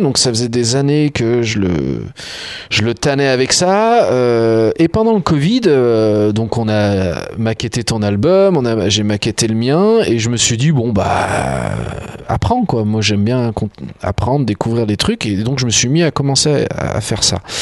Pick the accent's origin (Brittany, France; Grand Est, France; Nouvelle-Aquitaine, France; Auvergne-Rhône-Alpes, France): Auvergne-Rhône-Alpes, France; Coteaux du Lyonnais, south-west of Lyon; là où je vis, là où j'ai grandi.